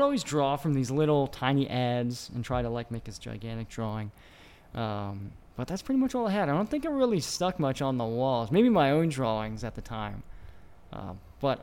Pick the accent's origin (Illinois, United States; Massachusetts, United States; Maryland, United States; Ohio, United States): Maryland, United States; moved away as an adult; also born or lived in Boston / St. Louis; now in California, United States; Maryland, the Maryland side, just outside of Washington D.C. So I grew up on the East Coast